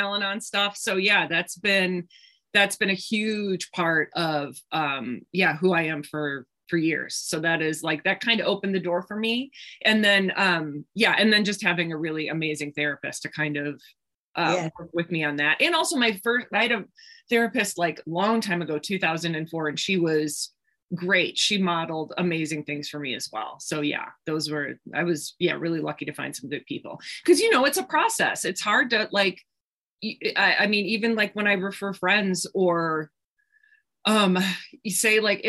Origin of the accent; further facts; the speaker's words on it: Milwaukee, Wisconsin, United States; I grew up in Milwaukee, Wisconsin, which is only about 90 miles north of Chicago.